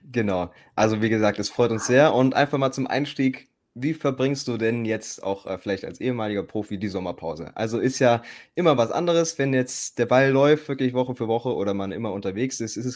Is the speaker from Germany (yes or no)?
yes; Fernneuendorf, Brandenburg, Germany; moved away as an adult; also born or lived in Hamburg; now in Wolfsburg, Germany; ich bin ja ähm, ähm, groß geworden in der DDR, ehemalige DDR.